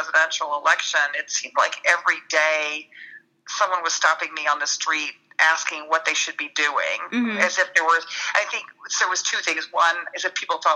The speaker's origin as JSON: {"language": "English", "town": "Dallas", "region": "Texas", "country": "United States", "tie": "born or raised there", "said": "grew up in Dallas"}